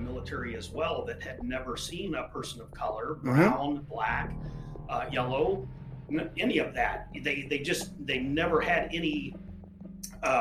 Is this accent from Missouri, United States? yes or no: yes; Concordia, Missouri, United States; also born or lived in Chandler, Arizona; I grew up in Concordia, Missouri. I was born in Chandler, Arizona. So my dad was in the Air Force. We traveled around quite a bit when we were younger. And then my parents had split up and I ended up in Concordia. And then that's where my roots are, so to say. I started third grade there and then kept going until I graduated